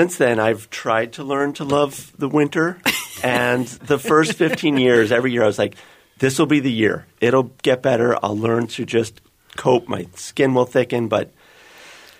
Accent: North Bay, California, United States; moved away as an adult; also born or lived in Oregon; now in Minnesota, United States; I grew up in California, in the North Bay, just north of San Francisco, and lived there all of my childhood

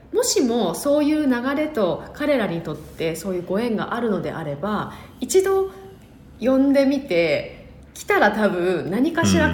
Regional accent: Yamagata, Japan; 山形出身

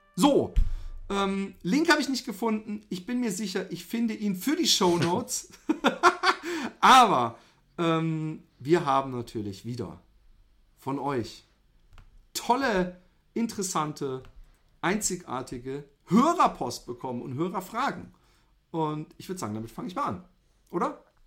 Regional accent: Germany; wir Deutschen

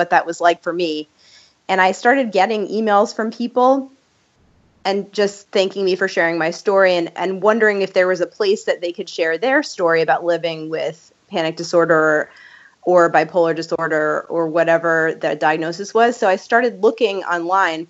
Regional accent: New York, United States; growing up in New York

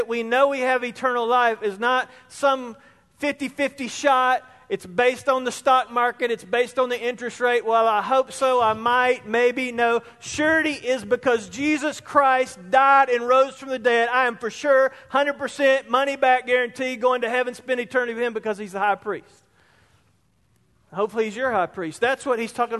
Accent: Spartanburg, South Carolina, United States; I was in my early 20s, same place, growing up in Spartanburg.

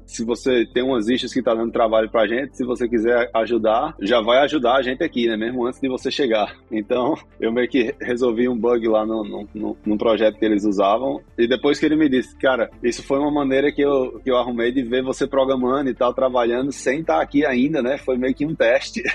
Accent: João Pessoa, Paraíba, Brazil; moved away as an adult; now in Hawaii, United States; Eu sou de João Pessoa, na Paraíba. Cresci lá, nasci e cresci em João Pessoa.

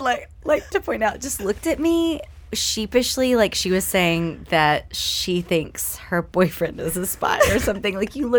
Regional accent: Houston, Texas, United States; And I grew up in Houston, Texas.

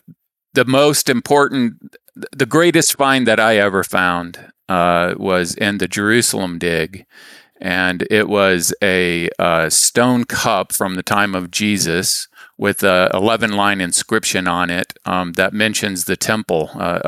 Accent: Saudi Arabia; I was raised in the Middle East. My dad was a engineer and worked for an oil company in Saudi Arabia. So I grew up exploring the desert.

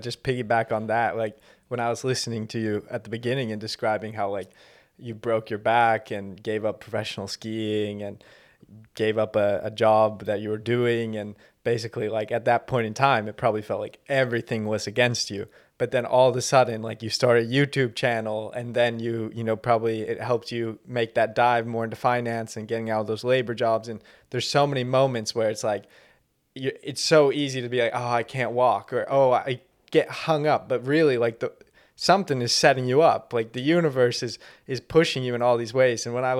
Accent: Canada; I'm Canadian.

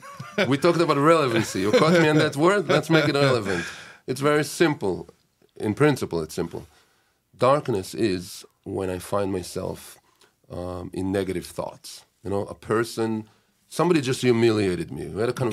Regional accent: Israel; I'm from Israel. I'm born in Israel. My parents are born in Israel.

